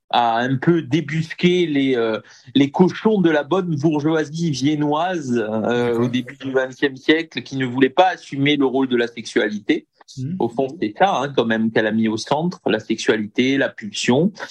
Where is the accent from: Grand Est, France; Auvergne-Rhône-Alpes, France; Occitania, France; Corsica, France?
Corsica, France; Bastia; je suis corse, originaire de Bastia.